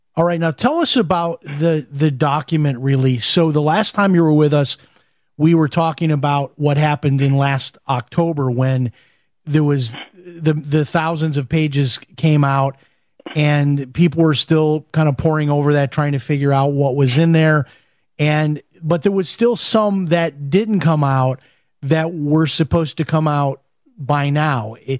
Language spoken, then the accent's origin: English; Chicago, Illinois, United States; I'm from Chicago